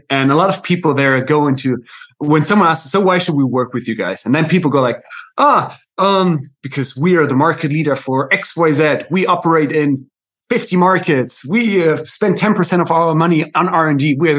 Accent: Germany; English is a second language; moved away as an adult; also born or lived in South America / United States; now in Netherlands; I'm right now in the Netherlands, but my accent is a little bit all over because I'm German actually myself. And I've lived a few years in South America, a few years in the US, and now in the Netherlands for the last few years.

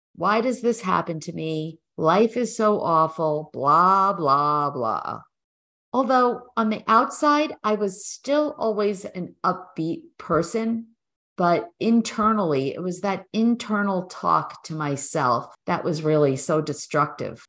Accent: New York, United States; moved away as an adult; now in New Jersey, United States; We're originally from New York

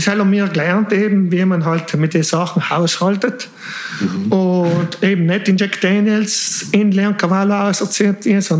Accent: Switzerland; born there; ich bin eigentlich in der Schweiz geboren

